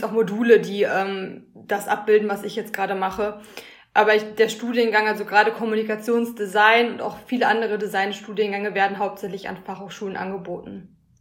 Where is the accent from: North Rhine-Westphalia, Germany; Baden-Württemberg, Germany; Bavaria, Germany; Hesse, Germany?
North Rhine-Westphalia, Germany; Schwerte; also born or lived in Münster; now in Dortmund, Germany; komme gebürtig aus Schwerte